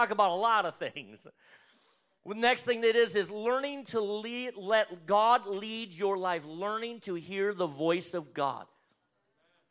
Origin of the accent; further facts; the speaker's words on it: North Dakota, United States; moved away; I'm originally from North Dakota